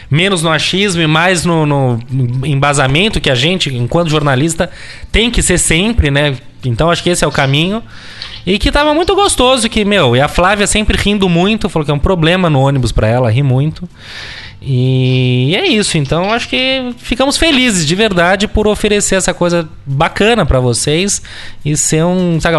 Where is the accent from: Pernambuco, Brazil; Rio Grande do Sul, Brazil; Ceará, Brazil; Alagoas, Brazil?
Rio Grande do Sul, Brazil; now in London, United Kingdom; eu como gaúcho inglês.